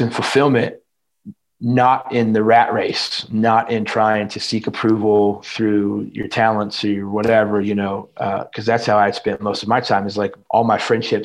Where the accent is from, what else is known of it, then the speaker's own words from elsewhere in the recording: Indiana, United States; I was born and raised in Indiana